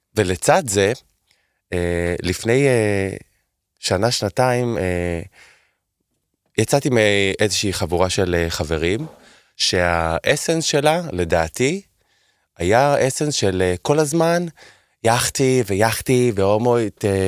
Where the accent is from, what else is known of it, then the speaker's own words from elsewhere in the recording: Holon, Tel Aviv District, Israel; גדלתי לצורך העניין בחולון